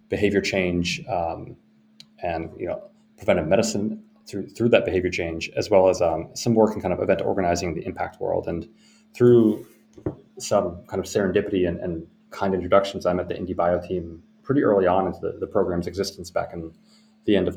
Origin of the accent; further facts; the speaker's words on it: Iowa, United States; also born or lived in Minsk, Belarus; moved to the U.S. when I was really young, um, and we were you know, very fortunate in that to get, to get help to come here and uh, grew up in the Midwest